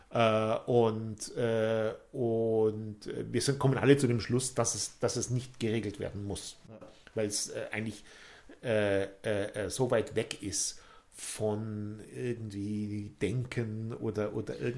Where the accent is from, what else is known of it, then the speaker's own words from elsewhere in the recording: Bavaria, Germany; ich komme aus Bayern ja